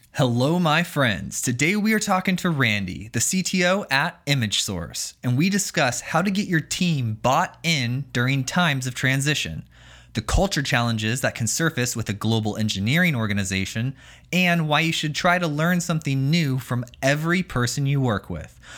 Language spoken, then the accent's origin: English; Florida, United States; I'm from the Sunshine State